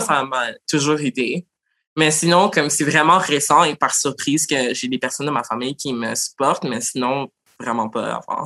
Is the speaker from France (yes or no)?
no; Montreal, Quebec, Canada; je suis née à Montréal d'origine haïtienne. Puis j'ai mm. l'histoire typique de plein d'Haïtiens trans de Montréal